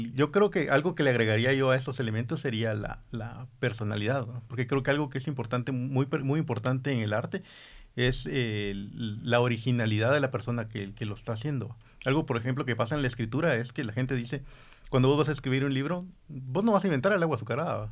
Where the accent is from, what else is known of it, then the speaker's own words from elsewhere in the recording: Guatemala; also born or lived in Honduras; tenemos identidad aquí como guatemaltecos